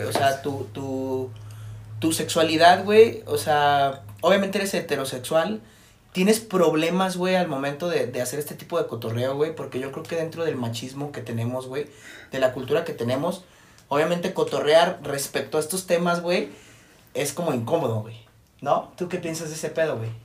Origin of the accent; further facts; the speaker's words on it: Jalisco, Mexico; nosotros somos de Jalisco, de un estado aquí de México